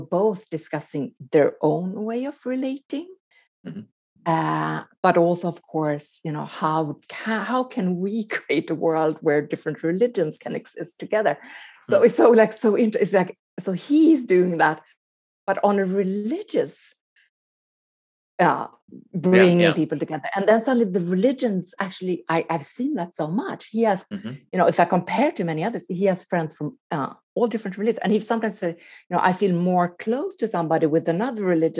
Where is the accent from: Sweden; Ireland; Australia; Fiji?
Sweden; moved away as an adult; also born or lived in Quebec, Canada / Los Angeles, United States; growing up in Sweden